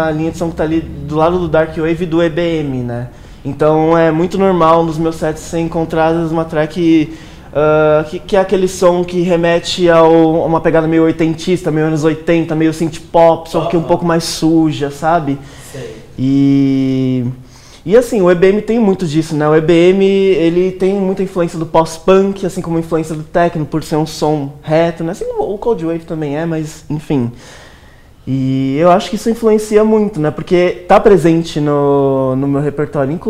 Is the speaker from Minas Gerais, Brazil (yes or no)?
no; São Paulo, Brazil; Sim, eu sou daqui de São Paulo.